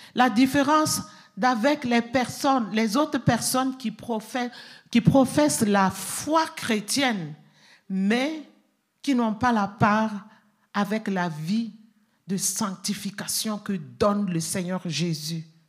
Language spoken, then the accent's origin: French; Burkina Faso; chez nous, au Burkina Faso